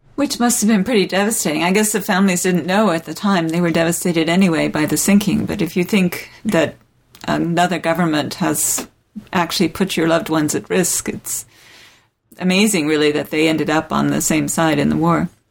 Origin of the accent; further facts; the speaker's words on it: South of England, United Kingdom; moved away; I grew up in England, uh, in the oh, south yeah. of England